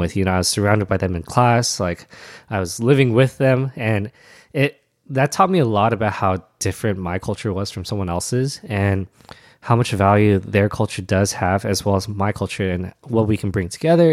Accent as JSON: {"language": "English", "town": "Alhambra", "region": "California", "country": "United States", "tie": "born or raised there", "also_born_or_lived": "Arcadia, California", "said": "I grew up in Alhambra, uh, which is also in the same, uh, vein"}